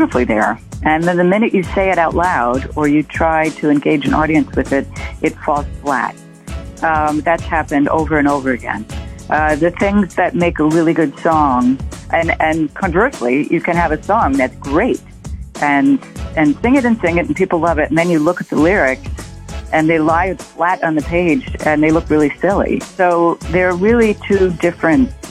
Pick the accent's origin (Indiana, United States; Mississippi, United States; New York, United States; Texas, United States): New York, United States; New York City; also born or lived in Santa Monica, California; I was born in Santa Monica, but came to New York City when I was 2.5 and have lived in Manhattan ever since